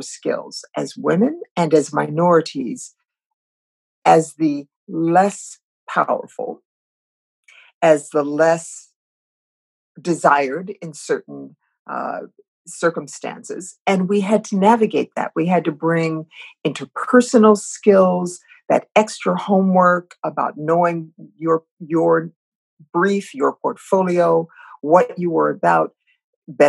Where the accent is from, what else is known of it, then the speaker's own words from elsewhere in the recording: Ohio, United States; moved away as an adult; Growing up in Ohio